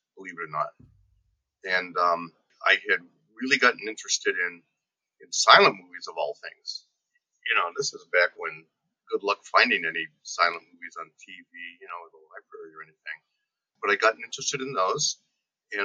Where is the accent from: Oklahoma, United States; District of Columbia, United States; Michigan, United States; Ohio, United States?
Ohio, United States; Liberty Township; also born or lived in Youngstown, Ohio; I'm from Liberty Township, Ohio, which is semi-rural